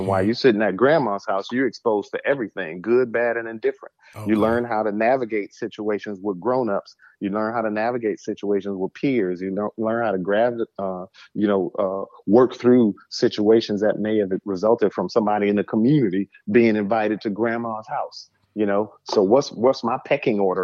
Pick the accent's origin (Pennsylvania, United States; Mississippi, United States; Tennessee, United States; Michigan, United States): Michigan, United States; Saginaw; People knew me from the community growing up in Saginaw